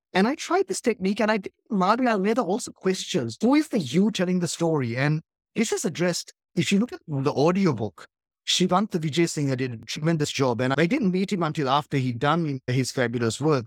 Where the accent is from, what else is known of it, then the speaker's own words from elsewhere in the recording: Sri Lanka; growing up in Sri Lankan chaos